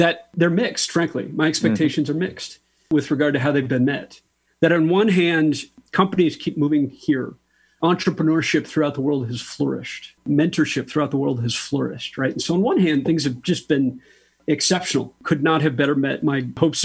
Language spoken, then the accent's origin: English; Michigan, United States; also born or lived in Silicon Valley, California; now in Austin, United States; I grew up in Michigan